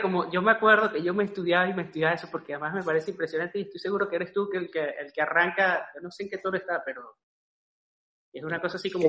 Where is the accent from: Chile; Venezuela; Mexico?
Venezuela; Andes; yo, soy de los Andes